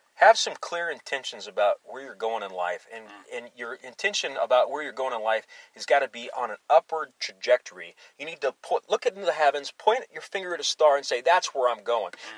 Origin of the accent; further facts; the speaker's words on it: Alaska, United States; moved away; I grew up in Alaska